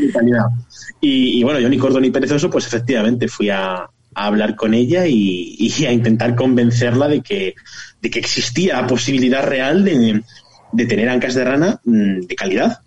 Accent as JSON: {"language": "Spanish", "town": "Zamora", "region": "Castile and León", "country": "Spain"}